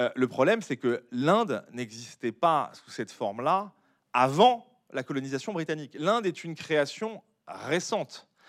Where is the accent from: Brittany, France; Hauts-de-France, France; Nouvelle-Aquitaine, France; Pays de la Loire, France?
Nouvelle-Aquitaine, France; Bordeaux; moved away; je ne vis pas à Bordeaux, mais je suis natif de Bordeaux